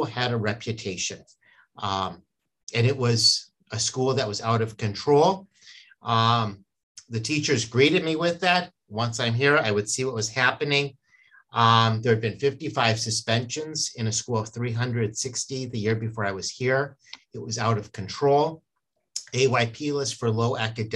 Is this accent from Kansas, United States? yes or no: no; San Diego, California, United States; now in Minnesota, United States; I grew up in San Diego, we called it PE